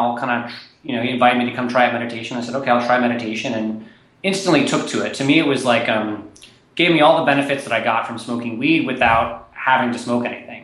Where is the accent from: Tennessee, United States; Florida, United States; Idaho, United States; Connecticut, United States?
Tennessee, United States; Nashville; moved away as an adult; also born or lived in East Coast; I grew up in Nashville, Tennessee